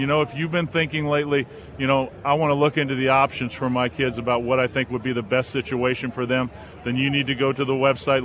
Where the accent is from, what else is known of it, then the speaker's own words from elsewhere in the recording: Southern California, United States; also born or lived in Wilmington, North Carolina; now in Boone, United States; growing up in Southern California, there's nothing like it. You know, I grew up in the 70s out there